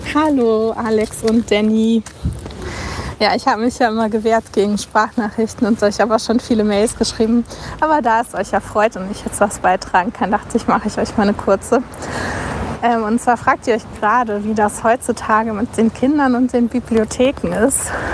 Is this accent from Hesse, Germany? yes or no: no; Hamburg, Germany; Ich komme ja aus Hamburg